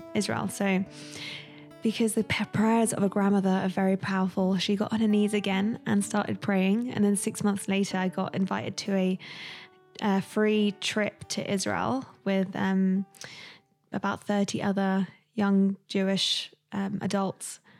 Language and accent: English; London, United Kingdom; I was raised in London, um, in a single parent home